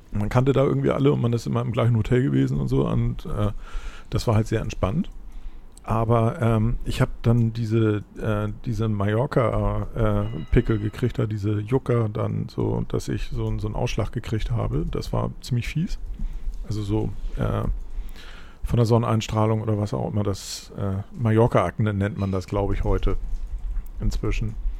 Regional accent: Hamburg, Germany; Ich bin halt in Hamburg aufgewachsen

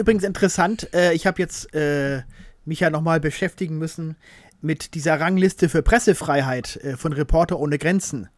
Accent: Hamburg, Germany; Wir als Hamburger

